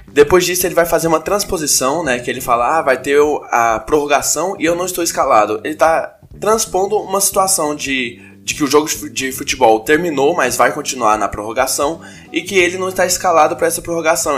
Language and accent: Portuguese; Goiânia, Goiás, Brazil; now in São Paulo, Brazil; eu sou de Goiânia